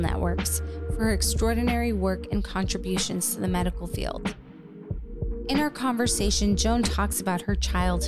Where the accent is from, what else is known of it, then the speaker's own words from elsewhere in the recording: Richmond, California, United States; I grew up in California, in Richmond.